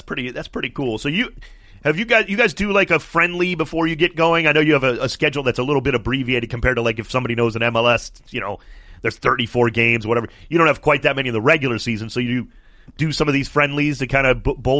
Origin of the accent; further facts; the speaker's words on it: Cleveland, Ohio, United States; now in Los Angeles, United States; I'm from Cleveland, Ohio.